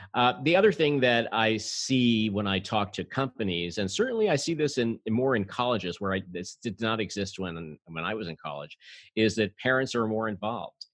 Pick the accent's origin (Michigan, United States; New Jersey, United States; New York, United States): New York, United States; New York City; I'm a native New Yorker